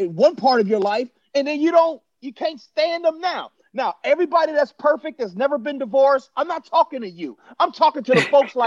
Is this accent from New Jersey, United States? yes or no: no; Chicago, Illinois, United States; I wasn't really an Illini football fan growing up in Chicago.